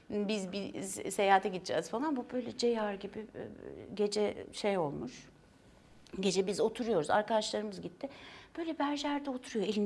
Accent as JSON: {"language": "Turkish", "region": "Istanbul", "country": "Turkey", "tie": "born or raised there", "said": "Ee, yok Fenerbahçe'de doğdum. Çok Fenerbahçe'yi de çok severim. Sonra Nişantaşı'n"}